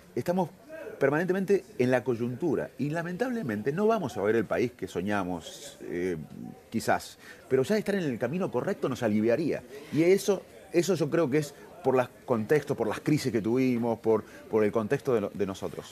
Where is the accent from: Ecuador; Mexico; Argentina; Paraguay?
Argentina; somos argentinos